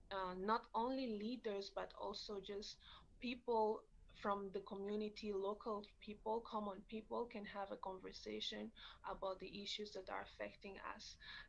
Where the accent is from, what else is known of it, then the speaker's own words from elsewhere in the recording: Kinshasa, DR Congo; moved away as an adult; now in Canada; I'm originally from the Congo Kinshasa.